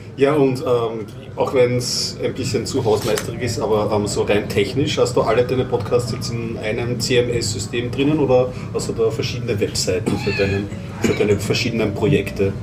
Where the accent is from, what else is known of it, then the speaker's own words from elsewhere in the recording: Austria; als Österreicher